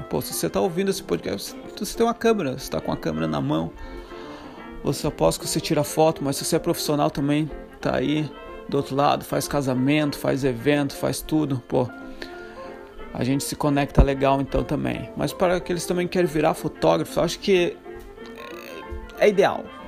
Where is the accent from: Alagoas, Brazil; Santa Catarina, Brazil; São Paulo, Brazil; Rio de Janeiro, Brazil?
Santa Catarina, Brazil; moved away as an adult; Sou brasileiro, Santa Catarina, seis anos fora do Brasil